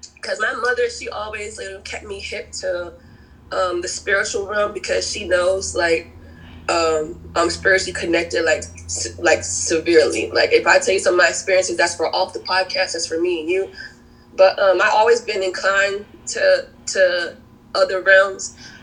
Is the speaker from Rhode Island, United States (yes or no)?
yes; Providence, Rhode Island, United States; also born or lived in Cape Verde; now in South Carolina, United States; I'm originally from Providence, Rhode Island. My family's from the Cape Verdean Islands, but I found my home and my peace in South Carolina.